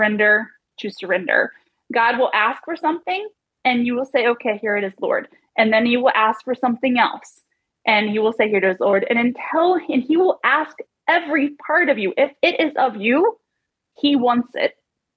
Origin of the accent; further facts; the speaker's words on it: Vaughn, Washington, United States; moved away; I grew up in a tiny little town, Vaughan, Washington